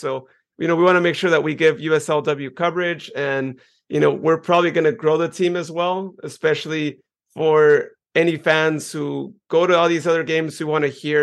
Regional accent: Modesto, California, United States; my hometown in Modesto

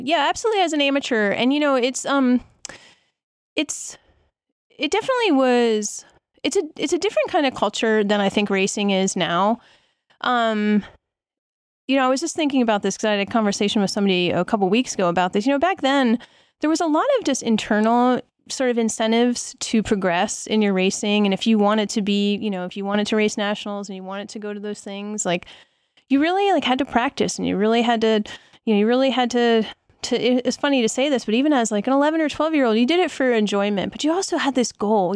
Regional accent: Lehigh Valley, Pennsylvania, United States; moved away as an adult; now in Colorado, United States; I grew up in the Lehigh Valley of Pennsylvania, which is in eastern Pennsylvania, um, about an hour and a half north of Philadelphia.

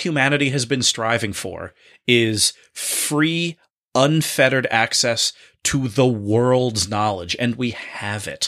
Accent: Boston, Massachusetts, United States; we are Bostonians from the Greater Boston Area

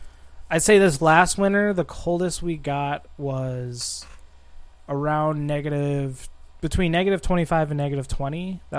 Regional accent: Minnesota, United States; also born or lived in Bogota, Colombia; I was raised in central Minnesota, and then I moved to northern Minnesota in fifth grade, and then once I graduated in 2010, a couple years after that, I decided to move down to southern Minnesota, to the biggest city, Minneapolis-St. Paul. which is the Twin Cities.

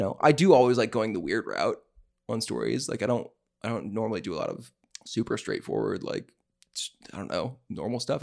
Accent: the South, United States; we're from the South

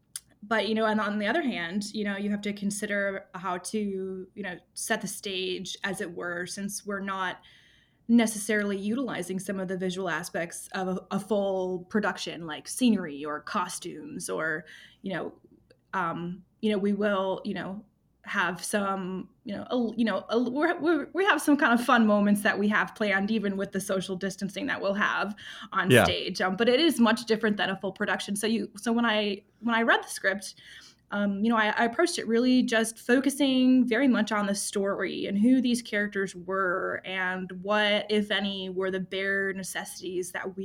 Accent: Wisconsin, United States; also born or lived in Chicago / New York / Arizona; now in Lincoln, United States; I moved here from Arizona, but I am originally from the Midwest, so this really cold weather is not too surprising to me. you know, I'm mostly Wisconsin

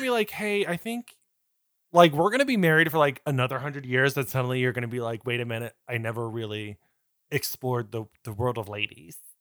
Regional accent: United States; as Americans in 2007

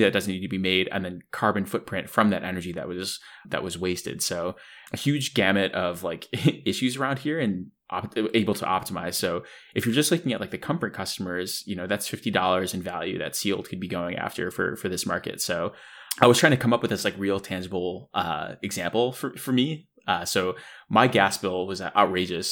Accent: Buffalo, New York, United States; growing up in the Northeast in Buffalo, New York

